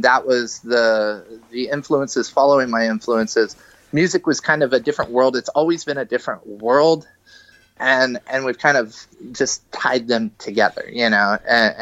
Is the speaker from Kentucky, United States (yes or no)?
yes; Kentucky, United States; also born or lived in Cincinnati; now in California, United States; I grew up on the East Coast. I grew up in Kentucky.